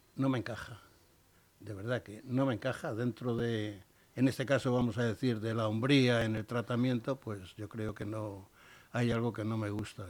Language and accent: Spanish; Spain; soy un español